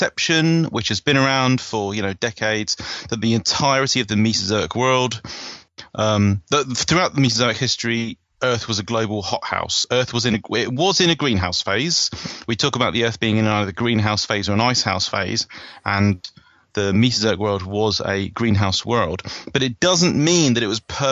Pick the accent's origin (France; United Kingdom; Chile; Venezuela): United Kingdom; as a British person